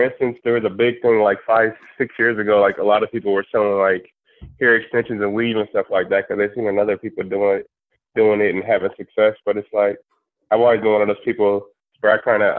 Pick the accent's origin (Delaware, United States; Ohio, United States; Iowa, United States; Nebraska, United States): Nebraska, United States; Omaha; now in Dallas, United States; I currently reside in Dallas, Texas, but I'm originally from South Omaha, Nebraska.